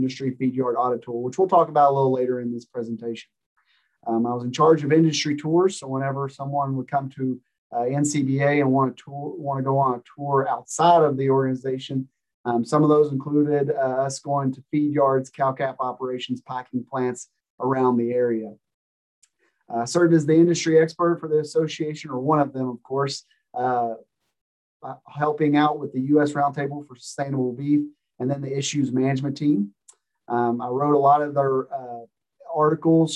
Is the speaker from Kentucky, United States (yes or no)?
yes; Tollesboro, Kentucky, United States; moved away as an adult; now in Nebraska, United States; I'm originally from Lewis County, Kentucky.